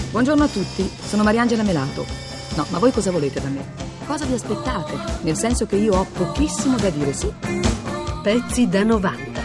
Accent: Milan, Lombardy, Italy; io vengo da Milano, città che ha dato molte cose all'Italia

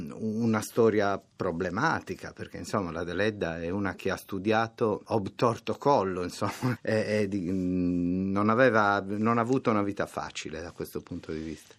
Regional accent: Nuoro, Sardinia, Italy; first language Sardinian (Nuorese); Italian is a second language; in sardo nuorese, che è quello che io so parlare

